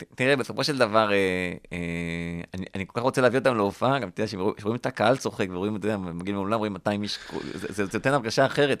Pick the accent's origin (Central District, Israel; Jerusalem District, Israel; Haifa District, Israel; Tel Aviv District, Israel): Central District, Israel; Rishon LeZion; גדלתי בראשון לציון